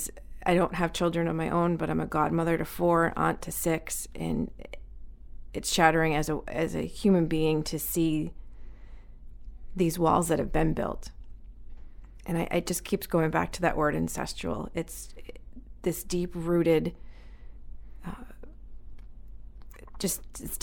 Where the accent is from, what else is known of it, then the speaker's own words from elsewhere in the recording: Manchester, New Hampshire, United States; moved away as an adult; now in Biddeford, United States; I was raised in Manchester, New Hampshire